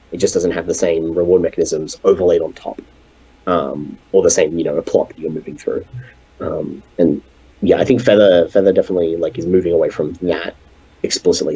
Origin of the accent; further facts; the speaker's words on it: Australia; an Australian game developer